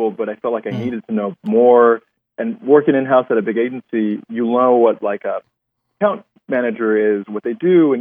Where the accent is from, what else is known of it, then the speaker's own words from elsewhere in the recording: Mexico; also born or lived in Denver, Colorado; now in Los Angeles, United States; When I was in Mexico, so I was born in Mexico